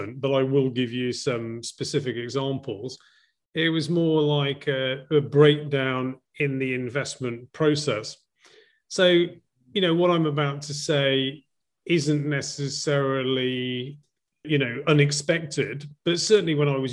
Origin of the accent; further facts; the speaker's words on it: Llandudno, Wales, United Kingdom; moved away as an adult; also born or lived in Cardiff / London / Hong Kong / Sydney; now in Vietnam; So I was born in Wales, just in case people confuse that for any other part in the UK, in a seaside resort called Llandudno.